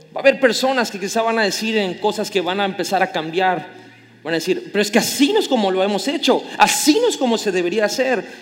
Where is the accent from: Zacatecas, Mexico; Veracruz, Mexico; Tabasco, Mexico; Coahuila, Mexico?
Tabasco, Mexico; como buen tabasqueño chismosísimo